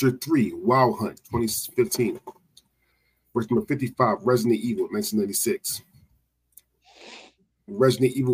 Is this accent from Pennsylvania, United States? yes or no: yes; Philadelphia, Pennsylvania, United States; I'm from Philly